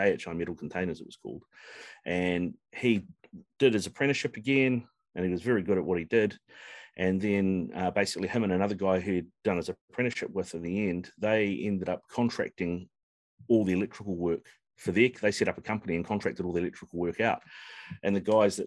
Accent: Auckland, New Zealand; I grew up out in East Auckland

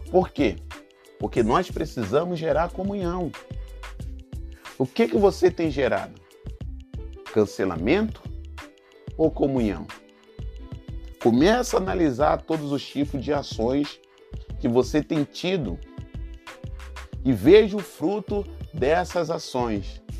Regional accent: Rio de Janeiro, Brazil; Minha família, né? lá no Rio de Janeiro, sou carioca, como você sabe. Desde pequeno eu sempre vi a minha casa muito cheia.

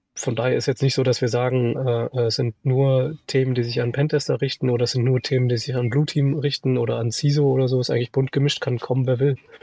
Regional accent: Sauerland, North Rhine-Westphalia, Germany; now in Munich, Germany; komme nicht aus Österreich, aus dem schönen Sauerland. Mich hat es auch irgendwann nach München verschlagen, mittlerweile schon 15 Jahre hier in München

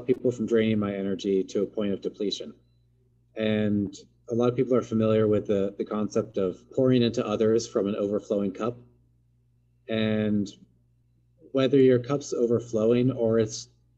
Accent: Seattle, Washington, United States; also born or lived in Portland; I grew up here in the Pacific Northwest near Seattle and went to college in Portland.

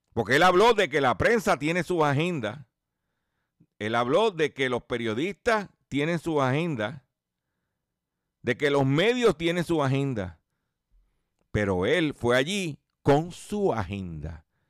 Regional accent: Puerto Rico; Puerto Rico es parte de los, somos parte de los Estados Unidos

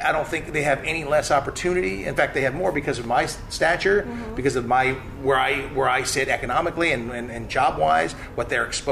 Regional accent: Malibu, California, United States; moved away; also born or lived in Pocatello, Idaho / Frederick County, Virginia; I was from Malibu

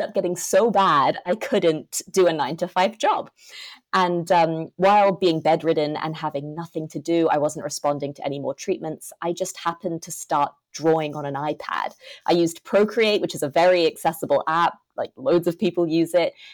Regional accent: Hong Kong; I'm from Hong Kong, grown up there my whole life.

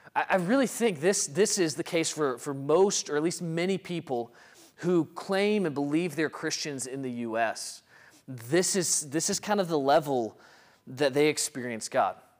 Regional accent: Mississippi, United States; a Mississippi boy growing up in the Deep South

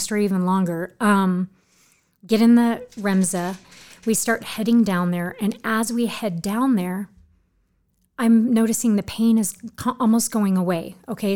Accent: Orange County, California, United States; moved away as an adult; also born or lived in Newport Beach / Huntington Beach; I'm from Orange County

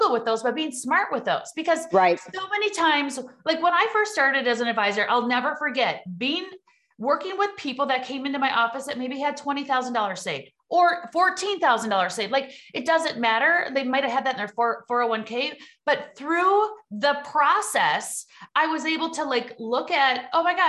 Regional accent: Midwest, United States; accent: Midwest; you hear my Midwest accent

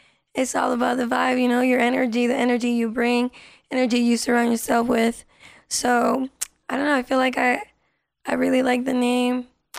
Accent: Las Vegas, Nevada, United States; first language Spanish; English is a second language; also born or lived in California; I was born in California, but raised out here in Vegas.

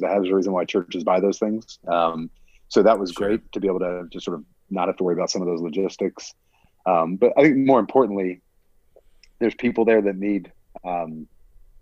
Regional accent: Pennsylvania, United States; moved away as an adult; also born or lived in Washington, D.C.; now in Sterling, United States; After college, went up to Westminster Theological Seminary back in my hometown

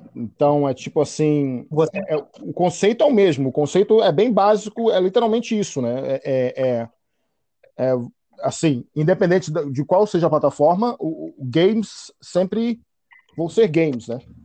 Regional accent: Salvador, Bahia, Brazil; eu cresci, eu fui criado na Bahia, né, em Salvador

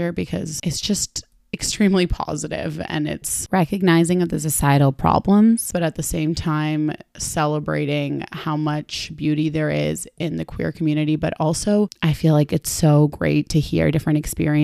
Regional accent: Argentina; now in Toronto, Canada; my home country. Argentina

